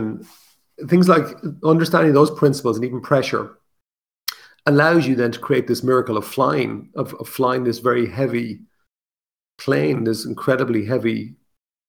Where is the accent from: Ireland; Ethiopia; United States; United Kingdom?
Ireland; I'm Irish